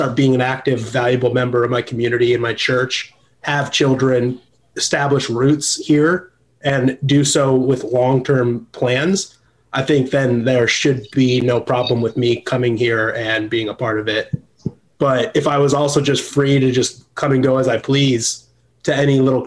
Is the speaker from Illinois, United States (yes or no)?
yes; Illinois, United States; also born or lived in California; now in Nashville, United States; I'm originally from Illinois.